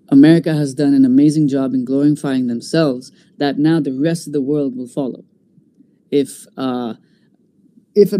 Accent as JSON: {"language": "English", "country": "Bahrain", "tie": "born or raised there", "said": "being an Indian in this part of the world"}